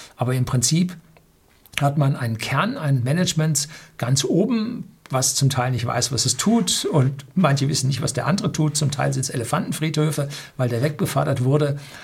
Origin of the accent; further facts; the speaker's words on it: Germany; bei uns in Deutschland